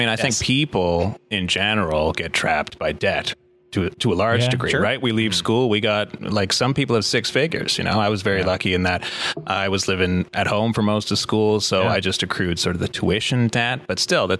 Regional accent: Ottawa, Ontario, Canada; I'm from here, Ottawa. Is that right? All my life I've lived here.

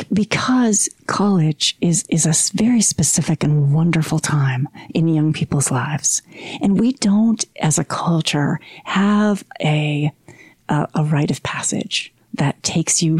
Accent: Detroit, Michigan, United States; also born or lived in North Carolina / Hilo, Hawaii; now in Salt Lake City, United States; I am a gypsy. And so I grew up in Detroit

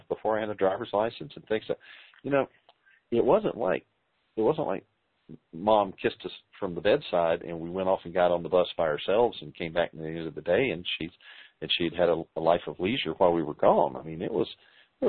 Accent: the South, United States; We're from the South

